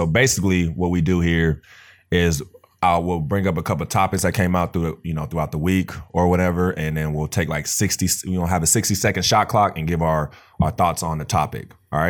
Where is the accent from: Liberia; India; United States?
United States; California; Bro, I'm from Cali.